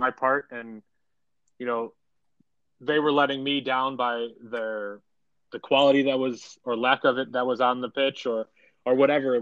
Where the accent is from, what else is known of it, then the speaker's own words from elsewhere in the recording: Chicago, Illinois, United States; a team that was in my hometown